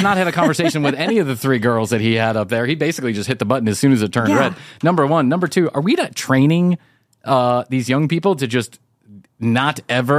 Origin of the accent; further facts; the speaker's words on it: Alabama, United States; No, I'm not the Swedish. I'm from Alabama.